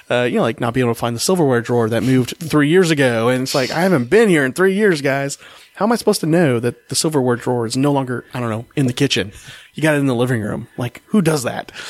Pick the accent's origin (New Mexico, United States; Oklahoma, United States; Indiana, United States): Oklahoma, United States; I was born in Oklahoma